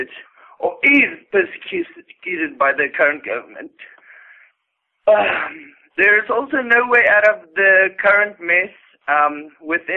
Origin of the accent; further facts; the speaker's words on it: South Africa